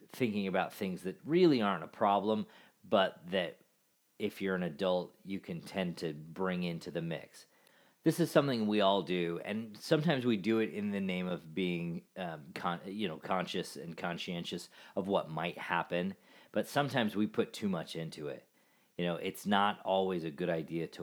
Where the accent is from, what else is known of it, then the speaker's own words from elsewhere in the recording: Alaska, United States; I grew up in Alaska